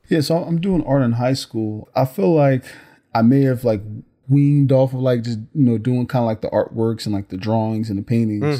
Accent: Newark, New Jersey, United States; even as a youth growing up in Newark

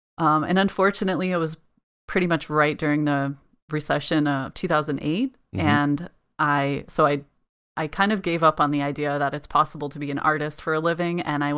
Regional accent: Colorado, United States; now in United Kingdom; I mentioned before that I came from Colorado, which is landlocked. You know, we have the mountains and everything, but it's very dry, arid climate.

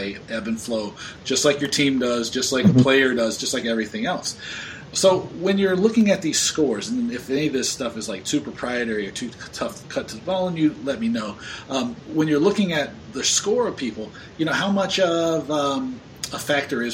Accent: Georgia, United States; growing up in Georgia

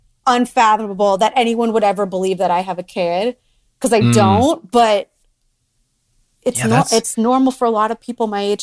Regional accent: Florida, United States; born or raised there

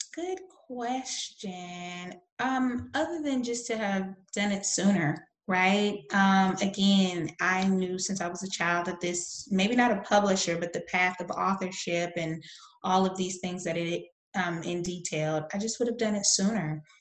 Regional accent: the South, United States; I'm from the South in the United States

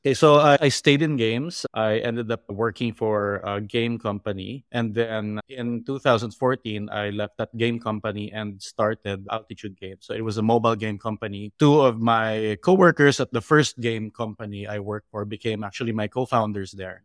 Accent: Philippines; I grew up in the Philippines

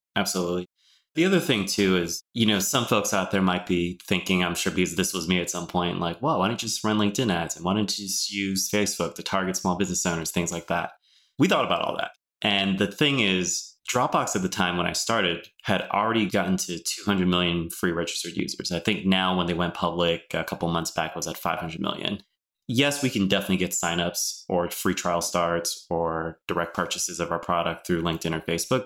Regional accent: Oakland, California, United States; I'm born and raised in Oakland

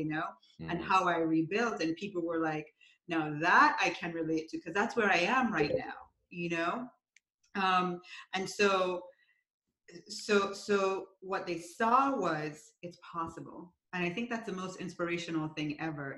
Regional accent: Jamaica; moved away; I'm from Jamaica originally.

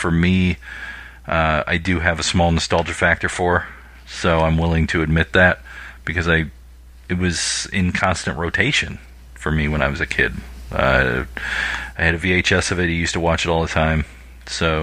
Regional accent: Clinton Township, Michigan, United States; I grew up in Clinton Township.

